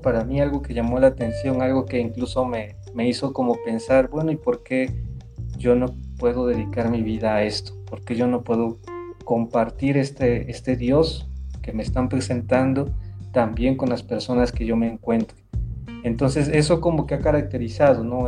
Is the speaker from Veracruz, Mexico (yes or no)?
yes; Córdoba, Veracruz, Mexico; moved away as an adult; yo soy originario de Córdoba, Córdoba, Veracruz, ¿sí? y ahí en la tierra del café y de la caña